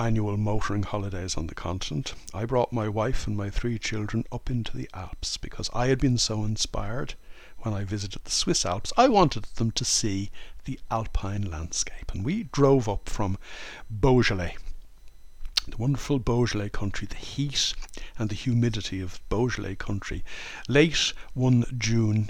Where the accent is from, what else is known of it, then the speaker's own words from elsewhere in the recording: Ireland; moved away as an adult; now in France; I was brought up in Holy Catholic Ireland in the 1960s